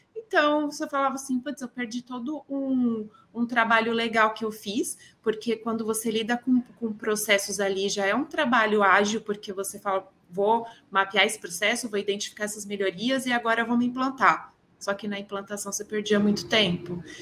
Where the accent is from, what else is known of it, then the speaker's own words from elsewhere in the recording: São Paulo, Brazil; Sou de São Paulo, natural